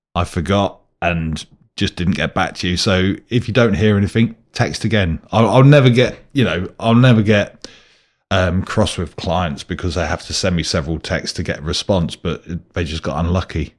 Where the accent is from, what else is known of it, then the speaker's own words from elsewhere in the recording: United Kingdom; I'm British